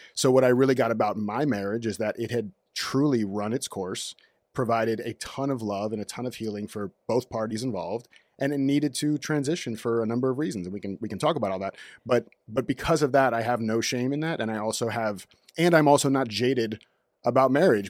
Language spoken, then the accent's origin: English; Orlando, Florida, United States; moved away as an adult; also born or lived in North Miami Beach / Raleigh, North Carolina; now in Los Angeles, United States; Originally from North Miami Beach, moved to Orlando when I was two, not by myself, like, the family moved to Orlando when I was two.